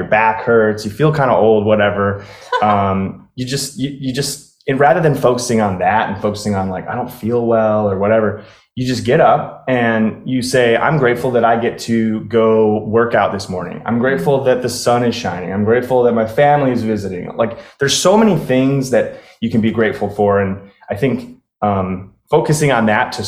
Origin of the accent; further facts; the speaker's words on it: Chicago, Illinois, United States; moved away as an adult; also born or lived in Colorado; now in Florida, United States; I grew up in Chicago. I stayed there pretty much my whole life until I was 32